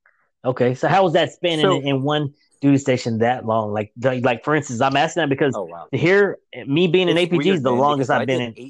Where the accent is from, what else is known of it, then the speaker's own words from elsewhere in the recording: 2 hours north of Lubbock, Northern Texas, United States; I'm from Texas, Northern Texas.